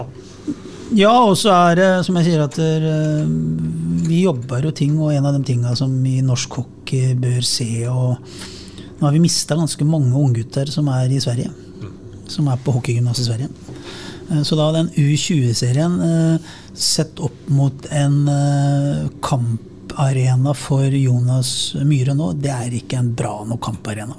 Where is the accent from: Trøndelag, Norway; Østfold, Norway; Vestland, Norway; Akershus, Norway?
Østfold, Norway; Sarpsborg; som sarping